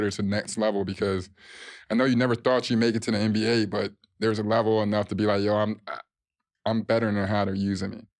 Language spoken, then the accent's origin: English; Chicago, Illinois, United States; moved away; I came from Chicago